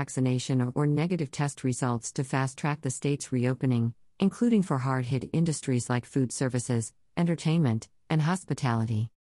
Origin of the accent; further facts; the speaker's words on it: New York, United States; And as a New Yorker, I'm grateful to be able to demonstrate my health status reliably wherever I go, without sacrificing my privacy.